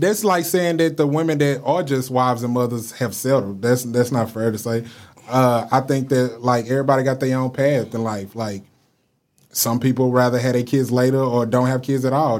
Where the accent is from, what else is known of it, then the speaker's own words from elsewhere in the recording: Dallas, Texas, United States; I'm from Dallas